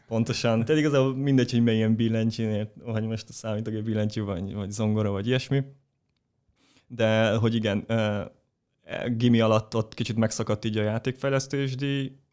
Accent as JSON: {"language": "Hungarian", "town": "Pécs", "region": "Baranya", "country": "Hungary", "tie": "born or raised there", "said": "én Pécsi vagyok, Pécsen jártam gimnáziumba"}